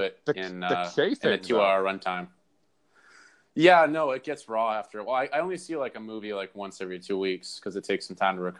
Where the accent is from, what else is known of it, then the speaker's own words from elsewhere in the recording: New England, United States; I'm from New England